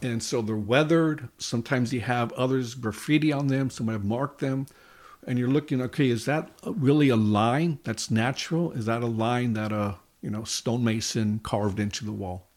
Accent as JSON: {"language": "English", "town": "Los Angeles", "region": "California", "country": "United States", "tie": "born or raised there", "said": "I grew up in East Los Angeles, California, Hispanic community"}